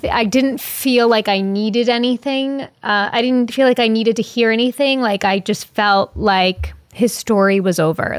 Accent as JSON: {"language": "English", "area": "Long Island", "region": "New York", "country": "United States", "said": "I'm from Long Island"}